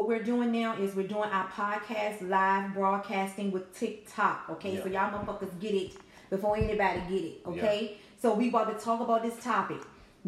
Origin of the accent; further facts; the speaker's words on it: Richmond, Virginia, United States; We are from Richmond, Virginia